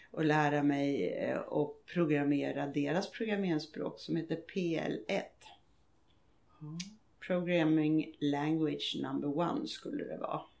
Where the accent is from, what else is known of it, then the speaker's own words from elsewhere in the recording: Småland, Sweden; now in Tyresö, Sweden; Jag är smålänning i botten och har tyvärr inte behållit min dialekt, vilket jag tycker är synd nu.